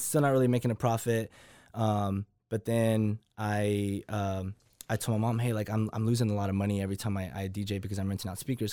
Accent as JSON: {"language": "English", "town": "Waco", "region": "Texas", "country": "United States", "tie": "born or raised there", "lives_now": "Austin, United States", "said": "born and raised in Waco, Texas"}